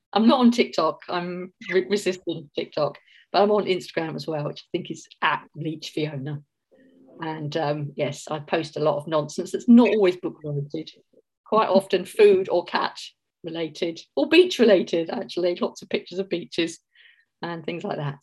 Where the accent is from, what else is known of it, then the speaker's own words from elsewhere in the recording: Mitcham, London, United Kingdom; accent: Cockney; moved away as an adult; also born or lived in St Ives, Cornwall; now in Auckland, New Zealand; I grew up in Mitcham, um, right next to Streatham